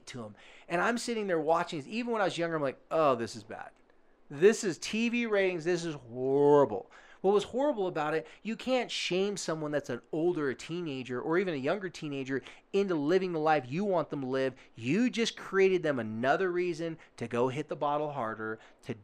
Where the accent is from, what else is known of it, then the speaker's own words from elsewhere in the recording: Oceanside, California, United States; I told them I was from Carlsbad/Oceanside, California.